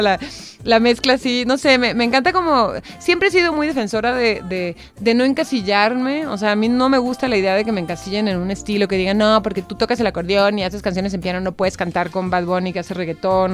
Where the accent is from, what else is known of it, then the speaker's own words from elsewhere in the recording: Tijuana, Baja California, Mexico; accent: norteño; also born or lived in Argentina; now in Mexico City, Mexico; soy de Tijuana, soy del norte